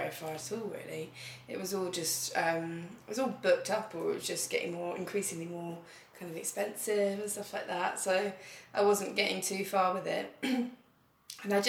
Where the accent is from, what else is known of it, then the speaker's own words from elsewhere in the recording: Brighton, South East England, United Kingdom; moved away as an adult; now in Berlin, Germany; I am from Brighton, which is a very sort of creative, colourful city.